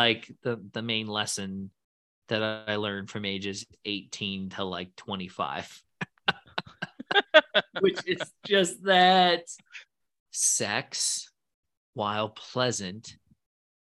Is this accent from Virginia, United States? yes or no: yes; Virginia suburbs near the Pentagon, United States; I grew up in the Virginia suburbs near the Pentagon.